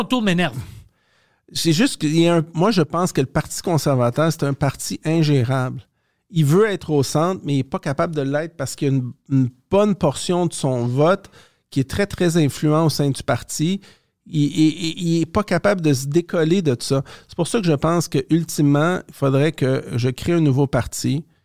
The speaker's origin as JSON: {"language": "French", "region": "Quebec", "country": "Canada", "said": "je suis québécois, je suis fier des Québécois, ma famille. Ça fait 400, 400 ans qu'elle est ici"}